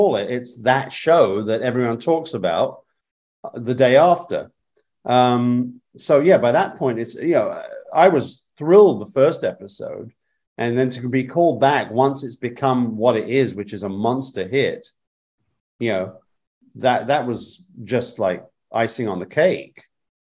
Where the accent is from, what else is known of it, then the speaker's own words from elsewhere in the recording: England, United Kingdom; moved away; I was raised in England, grew up in England